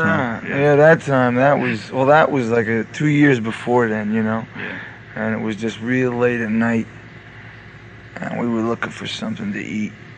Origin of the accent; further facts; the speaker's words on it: New Jersey, United States; We're from New Jersey